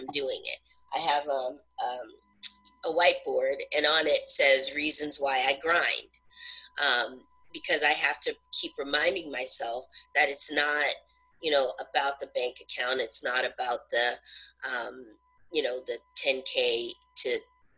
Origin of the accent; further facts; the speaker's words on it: Southern California, United States; now in New Hampshire, United States; I live in New Hampshire now, but I'm originally from Southern California.